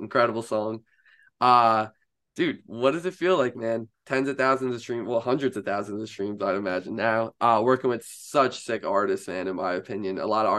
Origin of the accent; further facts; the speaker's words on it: New York City, New York, United States; Hey, welcome to New York, man. I'm a New Yorker myself.